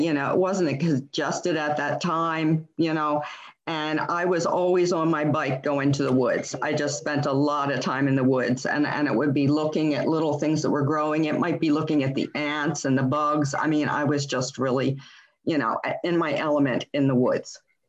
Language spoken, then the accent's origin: English; Maryland, United States; moved away as an adult; now in Delaware, United States; I'm from Maryland, and I've only been here 2.5 years